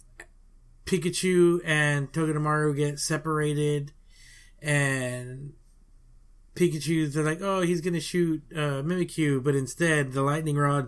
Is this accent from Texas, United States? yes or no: yes; South Texas, United States; That ain't how we roll in South Texas